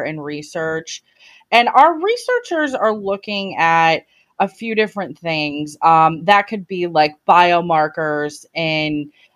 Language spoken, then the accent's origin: English; Chicago, Illinois, United States; now in New Orleans, United States; I live in right outside of New Orleans. I grew up in Chicago mostly